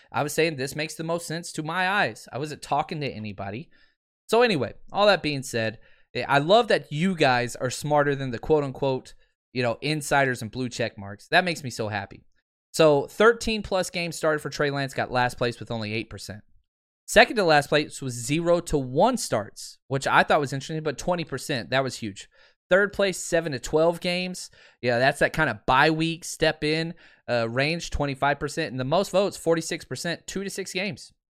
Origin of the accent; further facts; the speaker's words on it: Dallas, Texas, United States; I grew up in Dallas